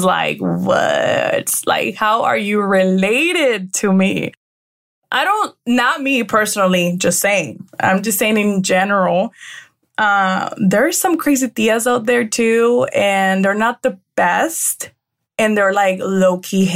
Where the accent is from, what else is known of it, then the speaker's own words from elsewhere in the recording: Tijuana, Baja California, Mexico; I am from Mexico, by the way. So de Tijuana, Baja California.